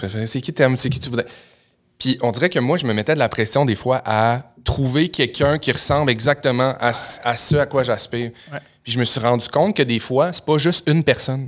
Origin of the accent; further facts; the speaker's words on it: Chicoutimi, Quebec, Canada; je viens de Chicoutimi au Saguenay